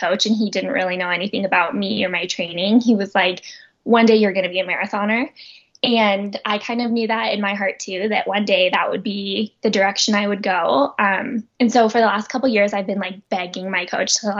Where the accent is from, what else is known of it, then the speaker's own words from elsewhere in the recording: Oakland, California, United States; now in Boulder, United States; originally from Oakland, California. So Northern California